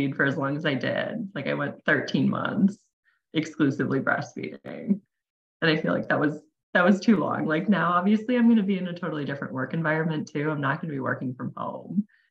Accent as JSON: {"language": "English", "region": "Wisconsin", "country": "United States", "tie": "born or raised there", "also_born_or_lived": "Phoenix, Arizona", "said": "I live in Wisconsin. I've pretty much lived here my entire life"}